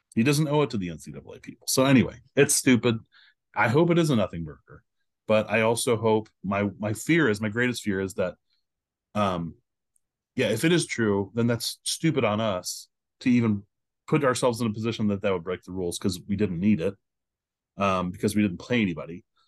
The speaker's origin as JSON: {"language": "English", "town": "Indianapolis", "region": "Indiana", "country": "United States", "said": "I'm from Indianapolis."}